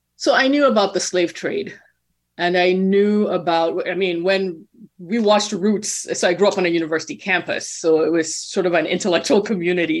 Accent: Nigeria; moved away; growing up in Nigeria

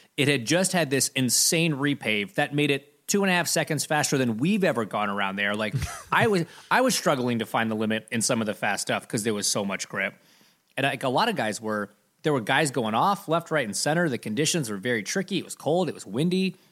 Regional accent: Canada; I'm Canadian

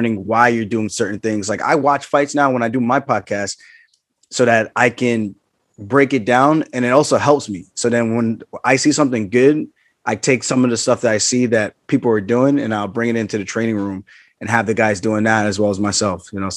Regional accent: Long Island, New York, United States; I was a wrestler from Long Island.

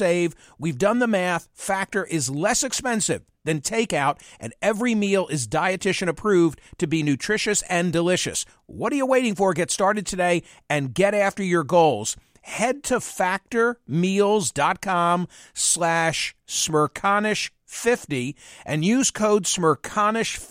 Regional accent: Philadelphia, Pennsylvania, United States; my hometown Philadelphia

